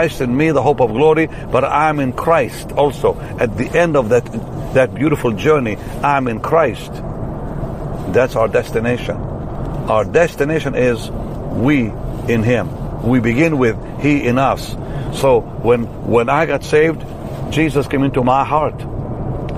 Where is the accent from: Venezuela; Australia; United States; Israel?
Israel; I'm from Israel.